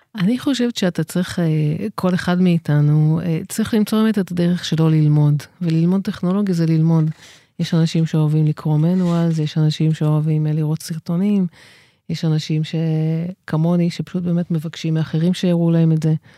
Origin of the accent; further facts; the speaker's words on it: Israel; אני גדלתי בקיבוץ